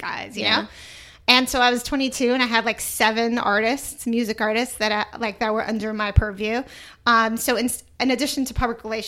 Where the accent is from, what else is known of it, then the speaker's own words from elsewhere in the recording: Toronto, Ontario, Canada; moved away; also born or lived in New York; I'm from Toronto, like Canada